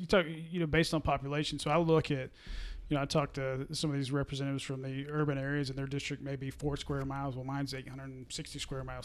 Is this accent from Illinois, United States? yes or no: no; Delaware County, Oklahoma, United States; my two biggest em-, employers in my hometown